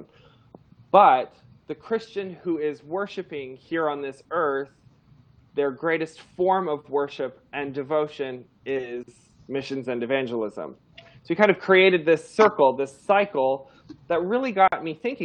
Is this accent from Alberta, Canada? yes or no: no; Toronto, Ontario, Canada; moved away; I grew up in Toronto, Canada